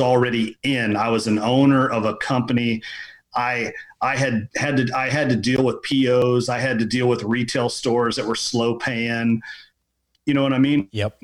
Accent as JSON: {"language": "English", "town": "Lexington", "region": "Kentucky", "country": "United States", "tie": "born or raised there", "said": "was born and raised in Lexington, Kentucky"}